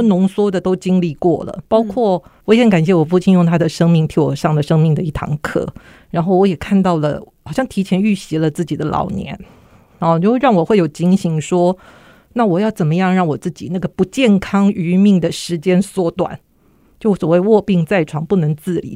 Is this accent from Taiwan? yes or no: yes; Kaohsiung, Taiwan; 我那时候住高雄